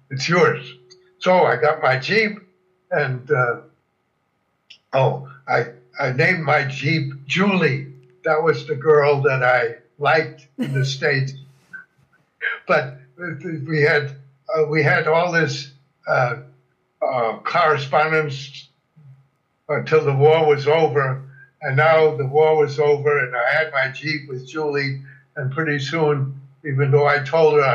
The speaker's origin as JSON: {"language": "English", "country": "Germany", "tie": "born there", "first_language": "German", "second_language": "English", "said": "now, they, nobody ever knew I was born in Germany. Whenever I explained it, I said, well, my, my parents were born in Germany and we spoke German at home."}